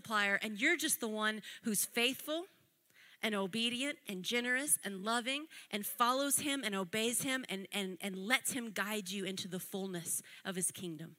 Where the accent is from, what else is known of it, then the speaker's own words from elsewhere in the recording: United States; I'm American